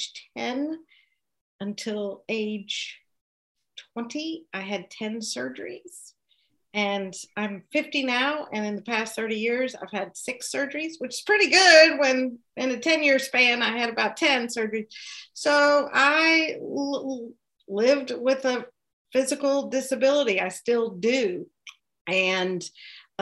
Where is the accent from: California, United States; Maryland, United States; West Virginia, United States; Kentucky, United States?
Kentucky, United States; accent: Southern; moved away as an adult; also born or lived in Connecticut; now in Pennsylvania, United States; I am a native Kentuckian. I've lived in the Commonwealth of Pennsylvania for 13 years and before that in Connecticut. So you can kind of still hear my Southern accent